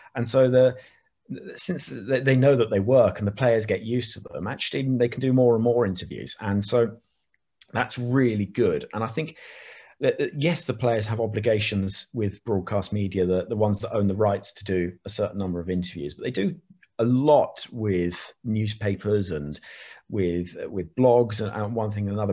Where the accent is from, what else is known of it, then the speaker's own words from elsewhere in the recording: Oxford, South East England, United Kingdom; Growing up in Oxford